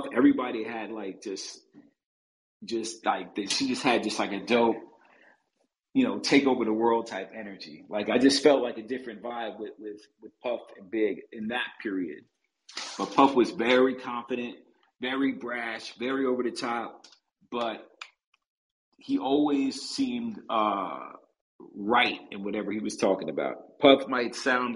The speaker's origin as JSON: {"language": "English", "town": "New York City", "region": "New York", "country": "United States", "tie": "born or raised there", "said": "growing up in Brooklyn in Ebbets Field."}